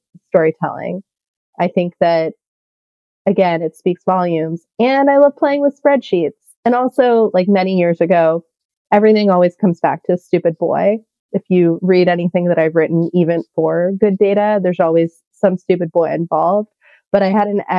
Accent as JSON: {"language": "English", "region": "California", "country": "United States", "tie": "born or raised there", "said": "I'm from California"}